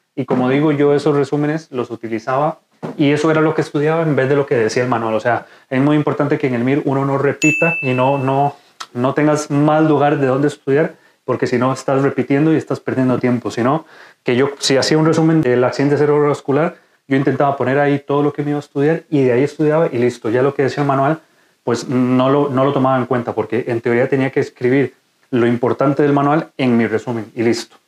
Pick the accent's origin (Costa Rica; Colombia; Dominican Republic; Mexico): Costa Rica; moved away as an adult; now in Spain; soy médico de Costa Rica, actualmente residente de cuarto año de urología aquí en España